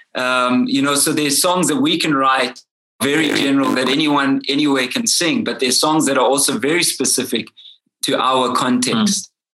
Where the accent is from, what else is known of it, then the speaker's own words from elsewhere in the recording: Durban, KwaZulu-Natal, South Africa; now in Johannesburg, South Africa; I'm originally from Durban